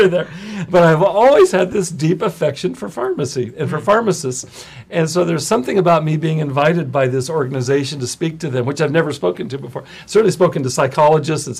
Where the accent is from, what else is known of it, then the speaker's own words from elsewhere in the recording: Visalia, California, United States; now in Los Angeles, United States; I grew up in Central California. I lived in Visalia.